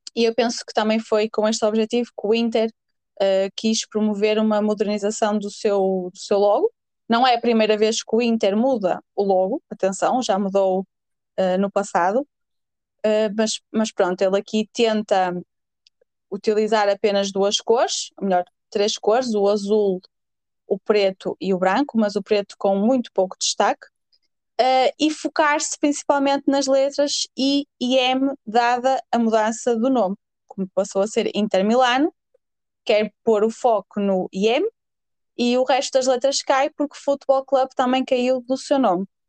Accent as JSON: {"language": "Portuguese", "region": "Norte", "country": "Portugal", "accent": "northern", "said": "o meu sotaque, pessoal, é assim, eu sou nortenha, 100% orgulhosa disso"}